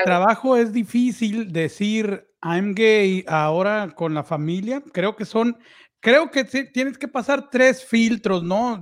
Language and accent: Spanish; Mexico; los tres somos mexicanos